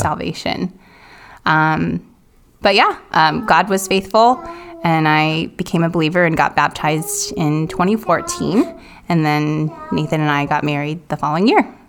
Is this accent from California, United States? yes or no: yes; Silicon Valley, California, United States; moved away as an adult; growing up in Silicon Valley